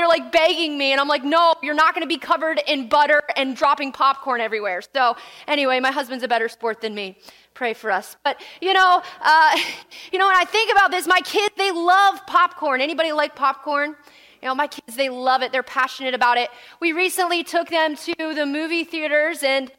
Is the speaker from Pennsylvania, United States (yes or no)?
yes; Pennsylvania, United States; also born or lived in West Virginia, United States; I was born and raised in Pennsylvania the entirety of my life, all except for 1 year